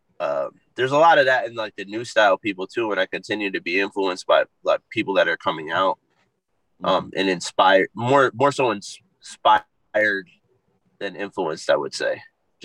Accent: Waterbury, Connecticut, United States; I was born and raised in Waterbury, Connecticut.

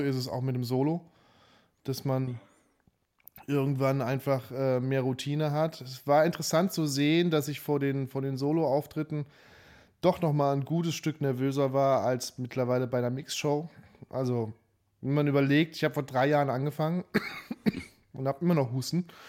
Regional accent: Saarbrücken, Saarland, Germany; moved away; also born or lived in Nuremberg / Berlin; komm aus Saarbrücken

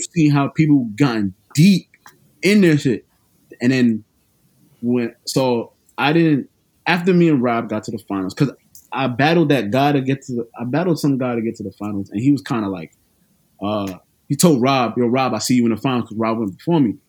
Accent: New York City, New York, United States; I'm from New York City, Brooklyn, to be exact.

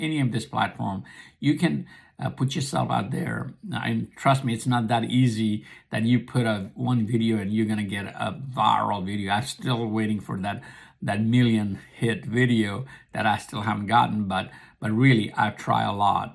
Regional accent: Nepal; English is a second language; also born or lived in America; now in United States; I was born and raised in Nepal.

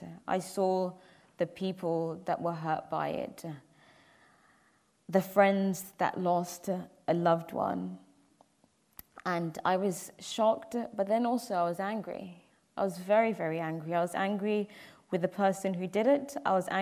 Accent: Milton Keynes, South East England, United Kingdom; moved away; also born or lived in Bracknell; I grew up in Milton Keynes, way before I moved to Bracknell I grew up in Milton Keynes

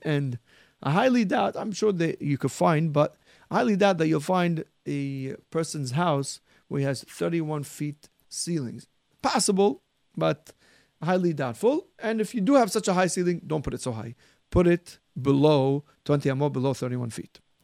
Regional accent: Syria; what I remember growing up in Syria, almost everybody used wax candles

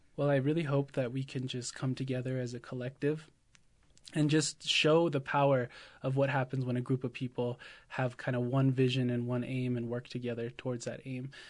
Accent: Oklahoma, United States; I'm absentee Shawnee from Oklahoma

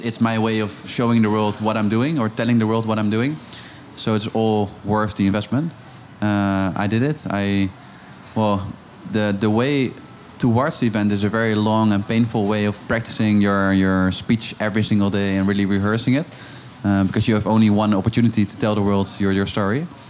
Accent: Amsterdam, North Holland, Netherlands; I'm originally from Amsterdam

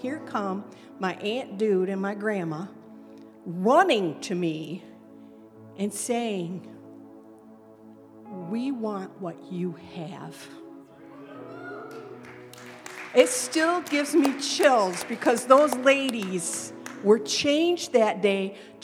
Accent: Lansing, Michigan, United States; we come from Lansing

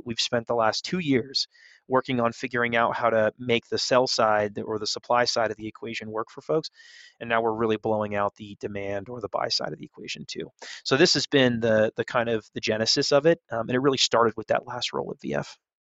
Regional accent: California, United States; moved away as an adult; now in Denver, United States; I'm from California. I spent a lot of time in Lake Tahoe, in that area growing up

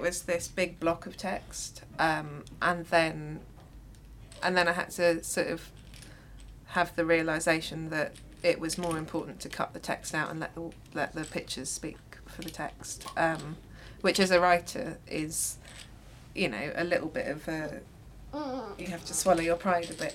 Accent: London, United Kingdom; growing up in London

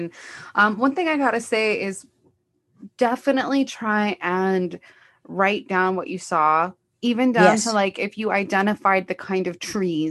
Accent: Los Angeles, California, United States; I'm from Los Angeles

